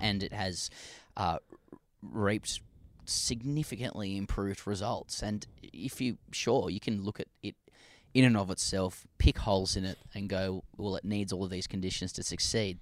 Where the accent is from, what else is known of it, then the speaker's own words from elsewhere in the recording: Australia; as an Aussie